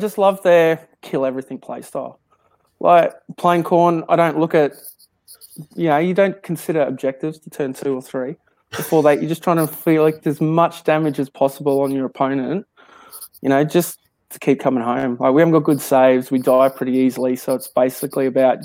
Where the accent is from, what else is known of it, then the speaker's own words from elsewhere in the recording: Queensland, Australia; I don't class myself as an Aussie. I'm a Queenslander